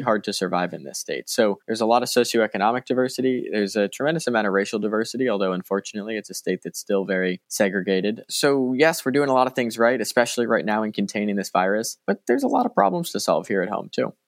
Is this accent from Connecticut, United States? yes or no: yes; Westport, Connecticut, United States; I grew up in Westport, Connecticut, an incredibly privileged suburb here in Fairfield County